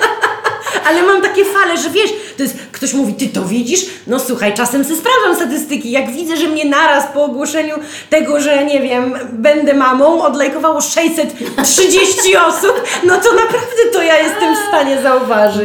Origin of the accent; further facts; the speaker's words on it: Białystok, Podlaskie Voivodeship, Poland; my z Białego Stoku